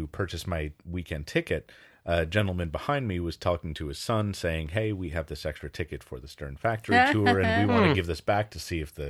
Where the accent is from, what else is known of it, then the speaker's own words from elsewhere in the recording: Wisconsin, United States; Chicago is an area that I know pretty well, considering I was